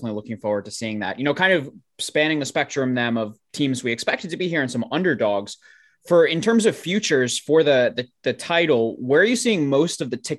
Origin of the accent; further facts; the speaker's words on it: New York, United States; moved away; I'm from New York.